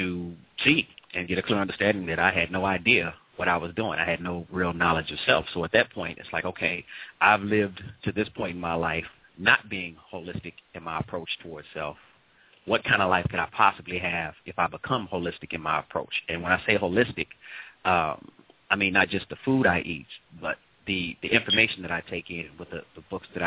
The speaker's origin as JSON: {"language": "English", "town": "St. Louis", "region": "Missouri", "country": "United States", "moved": "yes", "said": "St. Louis, originally. St. Louis, Missouri."}